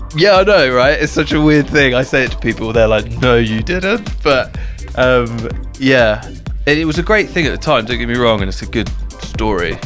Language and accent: English; Southampton, South East England, United Kingdom; I'm from Southampton, Southampton, in England, which is like an hour south of London